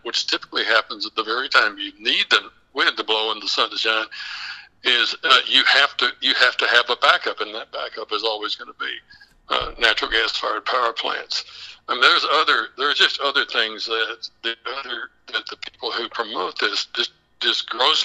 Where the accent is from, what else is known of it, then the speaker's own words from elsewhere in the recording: West Texas, United States; I'm actually from the Permian Basin. I'm from West Texas